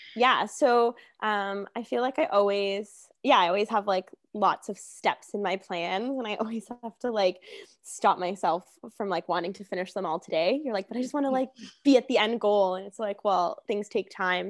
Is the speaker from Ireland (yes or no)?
no; Hamilton, Ontario, Canada; moved away as an adult; I'm from Hamilton.